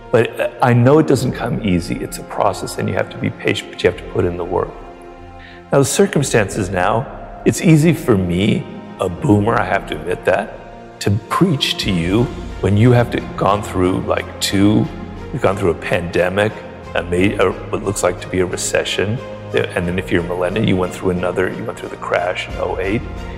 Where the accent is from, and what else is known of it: Ireland